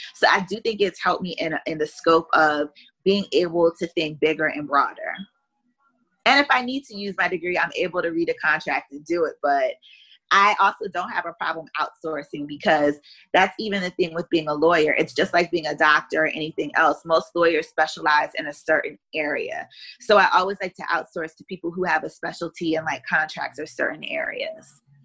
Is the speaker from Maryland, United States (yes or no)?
yes; Columbia, Maryland, United States; moved away as an adult; also born or lived in Pennsylvania / Washington, D.C. / Beijing; now in South Florida, United States; I was born in Columbus, Ohio, but I was raised in Columbia, Maryland